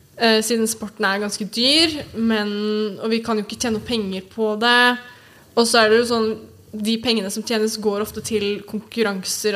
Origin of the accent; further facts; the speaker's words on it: Oslo, Norway; jeg er oppvokst på Sognsvann